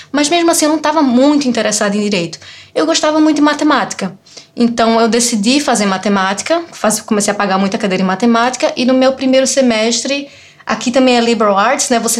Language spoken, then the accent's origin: Portuguese; Recife, Pernambuco, Brazil; also born or lived in Olinda; Então, eu sou de Recife, sou de Olinda, cresci, é, fiz é, colégio militar em Recife, né, até o ensino médio, né?